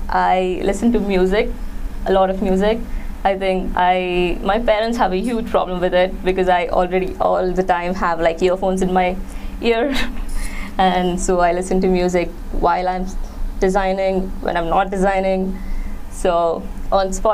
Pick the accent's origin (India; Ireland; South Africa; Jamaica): India; Mumbai, Maharashtra; I am from Mumbai in India